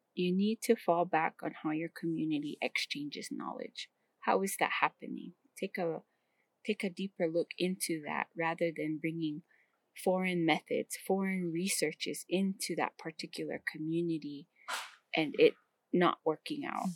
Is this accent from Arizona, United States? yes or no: yes; Hopi, Arizona, United States